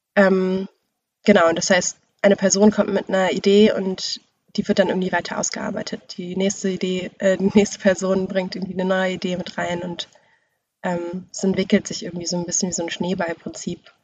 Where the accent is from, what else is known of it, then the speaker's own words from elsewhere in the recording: Bremen, Germany; also born or lived in Braunschweig; ich komme aus Bremen, bin aber weggegangen nach Braunschweig, um da zu studieren und da war ich in so einer Schreibgruppe und als ich dann wieder zurück nach Bremen kam